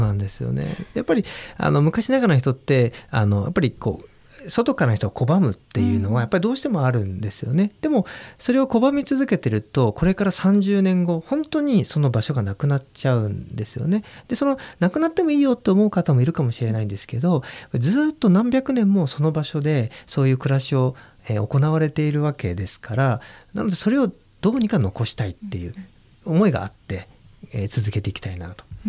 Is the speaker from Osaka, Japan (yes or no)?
no; Tokamachi, Niigata, Japan; 今ちょうど自分の地元あの十日町市の旧松代町っていう場所なん